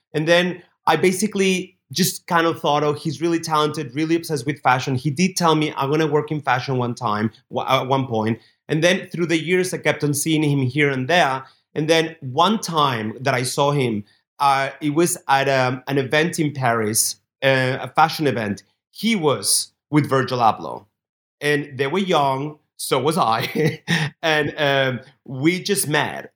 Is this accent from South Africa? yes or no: no; Barcelona, Catalonia, Spain; Barcelona, my hometown where I grew up